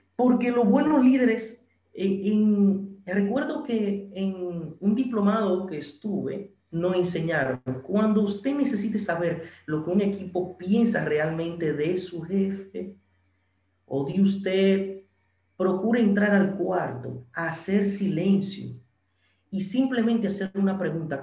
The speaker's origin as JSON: {"language": "Spanish", "town": "San Francisco de Macorís", "region": "Duarte", "country": "Dominican Republic", "tie": "born or raised there", "said": "aquí en mi ciudad natal, San Francisco"}